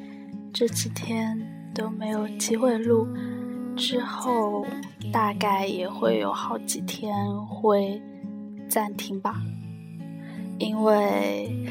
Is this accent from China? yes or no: yes; southern China, China; 作为一个南方人在北方生存的话，嗯。好像声音就会变调，而且会不自觉的带上这里的口音，而且为了不显示自己很南方